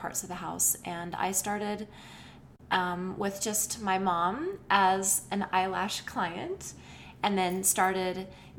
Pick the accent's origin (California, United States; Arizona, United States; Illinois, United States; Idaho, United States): Idaho, United States; Rexburg; I was born and raised in Rexburg, Idaho, not too far from here